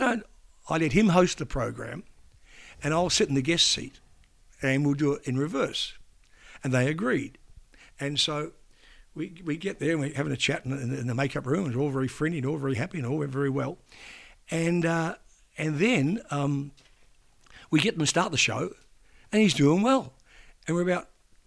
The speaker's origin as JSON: {"language": "English", "country": "Australia", "accent": "Aussie", "said": "I'm a young Aussie journo"}